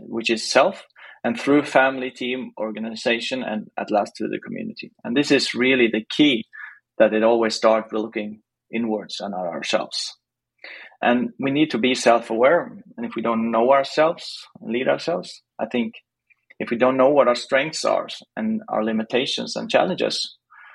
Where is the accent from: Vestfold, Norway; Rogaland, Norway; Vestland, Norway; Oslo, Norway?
Rogaland, Norway; Stavanger; I'm from Stavanger in Norway, eller Norge in Norwegian